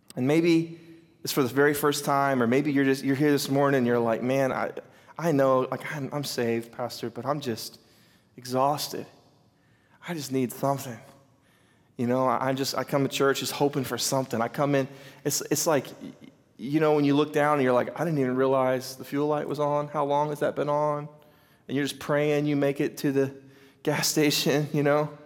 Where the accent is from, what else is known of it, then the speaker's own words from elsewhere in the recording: United States; I'm from Carter County, we call them four wheelers